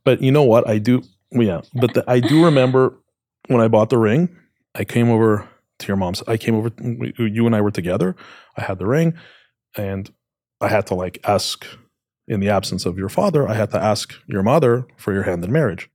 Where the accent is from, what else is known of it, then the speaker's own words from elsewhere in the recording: Canada; I grew up in Canada.